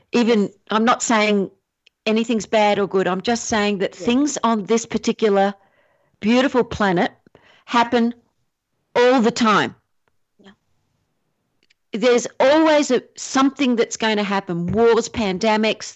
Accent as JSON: {"language": "English", "country": "Australia", "also_born_or_lived": "Asia", "moved": "yes", "lives_now": "San Diego County, United States", "said": "I'm Australian"}